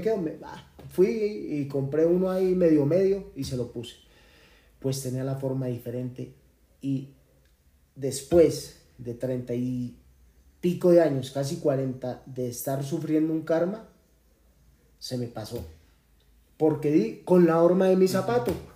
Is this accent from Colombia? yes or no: yes; Colombia